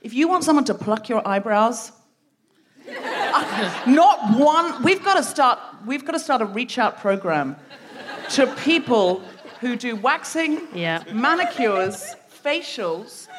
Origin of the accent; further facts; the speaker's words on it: Australia; moved away; I'm myself originally from Australia